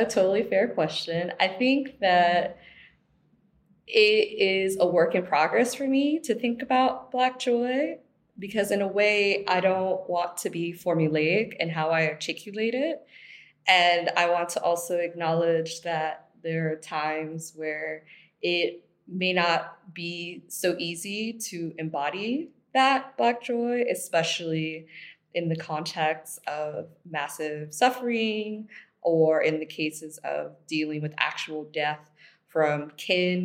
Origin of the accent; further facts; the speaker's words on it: Miami, Florida, United States; moved away as an adult; now in Berlin, Germany; I'm from Miami, born and raised